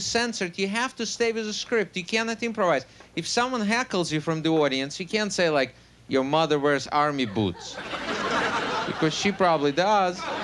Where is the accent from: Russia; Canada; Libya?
Russia; born or raised there; English is a second language; moved away as an adult; also born or lived in New York, United States; now in United States